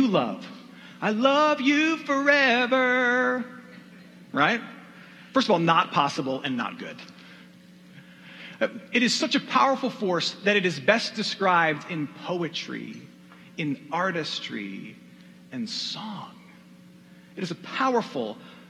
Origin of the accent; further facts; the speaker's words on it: Michigan, United States; my home state of Michigan